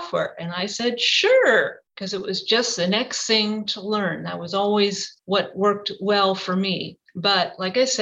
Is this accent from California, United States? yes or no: yes; Napa, California, United States; I did grow up here in Napa. Napa is my hometown